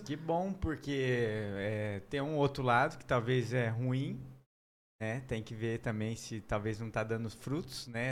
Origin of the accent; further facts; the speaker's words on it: Maringá, Paraná, Brazil; moved away; also born or lived in Londrina / Três Lagoas; a gente foi para Londrina, eu sou de Maringá.